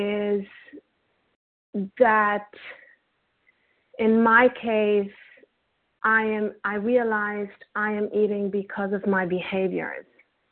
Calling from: New York City, New York, United States; Hi, I'm calling from Brooklyn, New York.

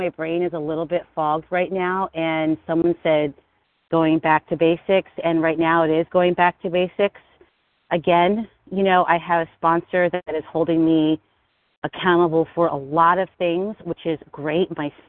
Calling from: Philadelphia, Pennsylvania, United States; I'm calling from Pennsylvania, Philadelphia, Pennsylvania.

